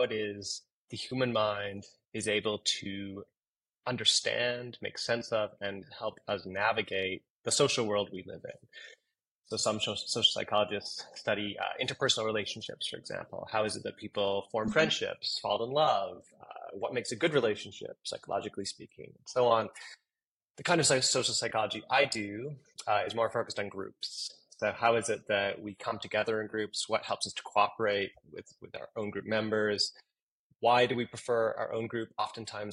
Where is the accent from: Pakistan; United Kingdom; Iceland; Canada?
Canada; moved away as an adult; also born or lived in Toronto / Eastern Pennsylvania; now in United States; I'm Canadian. I got my PhD at the University of Toronto, but I've lived in the United States now for about 12 years